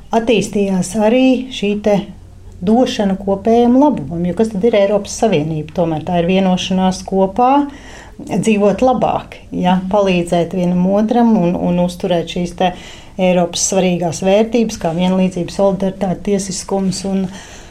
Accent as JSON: {"language": "Latvian", "country": "Latvia"}